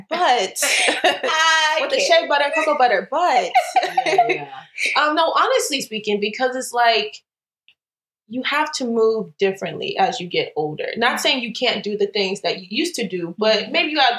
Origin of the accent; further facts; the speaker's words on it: Southern United States, United States; You know, I'm from the South and I'm